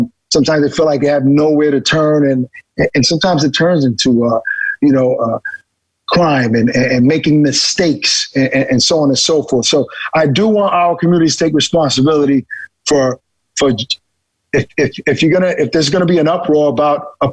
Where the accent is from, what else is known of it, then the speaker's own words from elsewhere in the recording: New York City, New York, United States; growing up in Brooklyn on Flatbush Avenue and Church Avenue.